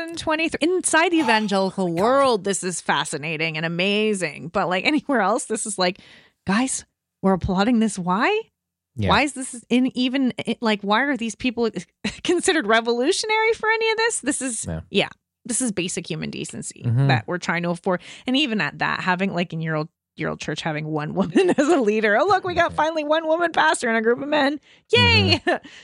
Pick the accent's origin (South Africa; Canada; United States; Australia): Canada; I'm Canadian